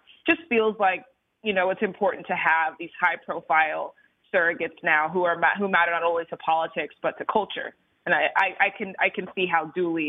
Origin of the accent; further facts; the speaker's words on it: Tallahassee, Florida, United States; now in Georgia, United States; I'm from Tallahassee, Florida